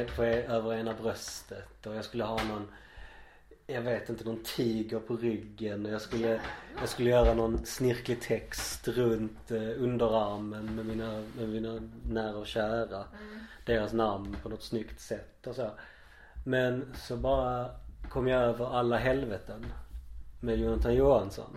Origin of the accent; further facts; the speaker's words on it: Malmö, Skåne, Sweden; att vara som jag skåning. Mm. Och sen dessutom malmöit sen mm. födseln